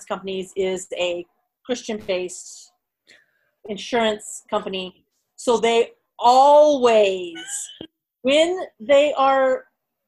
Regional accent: Texas, United States; accent: southern; I can do a southern accent because I grew up in Texas

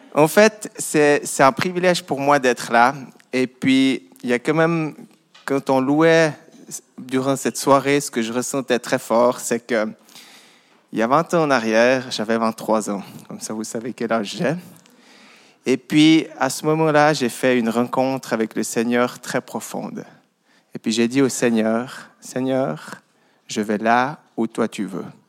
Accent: Vaud, Switzerland; j'ai grandi dans une ferme dans le Gros de Vaud. Voilà mon accent

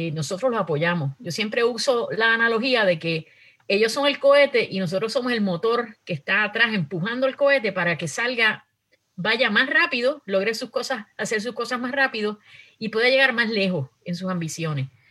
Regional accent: Puerto Rico; now in United States; somos boricuas que vivimos acá en Estados Unidos

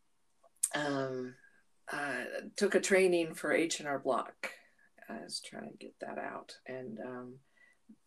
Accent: Cambridge, Minnesota, United States; moved away; also born or lived in Utah; I was born in Cambridge, Minnesota in 1957. It seems like centuries ago. Grew up in a haven. It was on a lake.

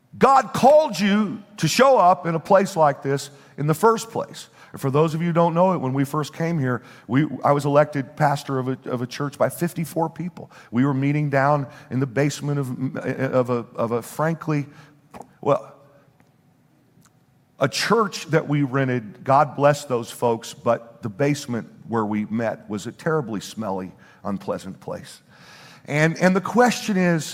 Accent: Bible Belt Midwest, United States; moved away as an adult; now in New Jersey, United States; we were raised in the Bible Belt Midwest

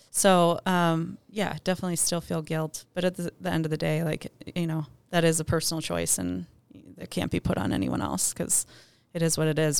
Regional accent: Ann Arbor, Michigan, United States; moved away; Originally from Ann Arbor, Michigan.

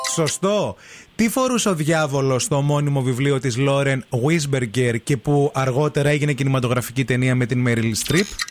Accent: Michaniona, Central Macedonia, Greece; Έφυγα από Μηχανιώνα

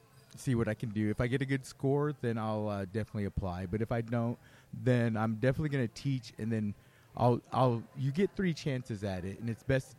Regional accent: Arizona, United States; I am from the Gila River Indian Community, which is south of Phoenix.

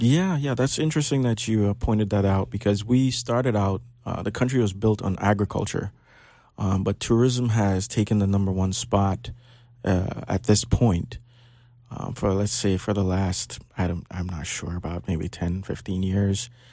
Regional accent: Belize; now in Florida, United States; I was born in Belize and tempered in Florida. So I spent half my life in Belize

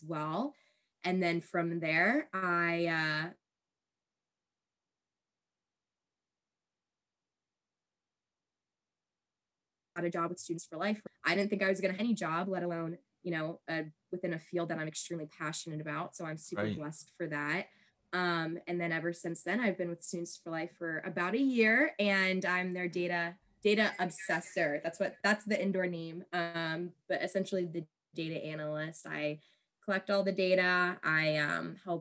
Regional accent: Virginia, United States; I was born and raised in Virginia, never left

